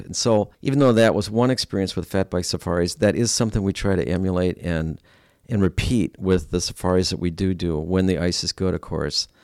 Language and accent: English; Stevens Point, Wisconsin, United States; moved away as an adult; I'm from Stevens Point